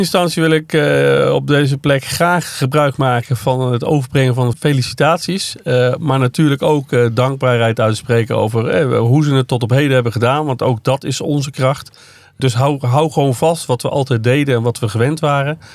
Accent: Veenendaal, Utrecht, Netherlands; Waar ik vandaan kom, Venendaal

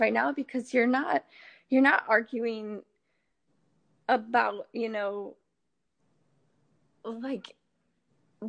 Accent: Northern Virginia, United States; now in Washington, D.C., United States; I grew up in Northern Virginia

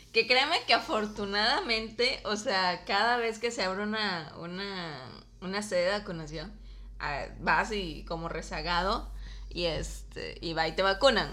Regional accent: Mexico; also born or lived in Comalcalco, Tabasco; yo como mexicana

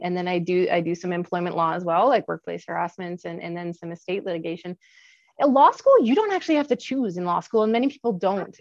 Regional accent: Kamloops, British Columbia, Canada; moved away as an adult; also born or lived in Calgary; i was born and raised in kamloops bc and uh, that is where i live today i came back to my hometown after um, traveling and living all over the world

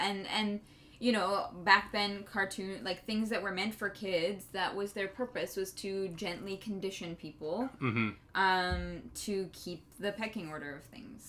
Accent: Calgary, Alberta, Canada; we grew up in Calgary, Alberta

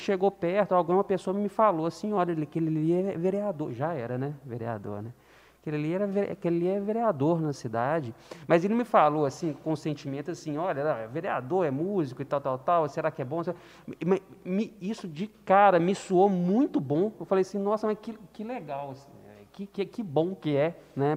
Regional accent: Belo Horizonte, Minas Gerais, Brazil; moved away; também sou de Belo Horizonte

